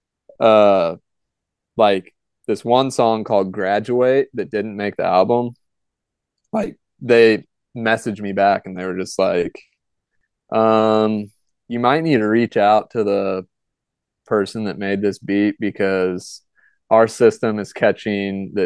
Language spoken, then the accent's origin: English; St. Louis, Missouri, United States; now in Jefferson City, United States; I grew up in St. Louis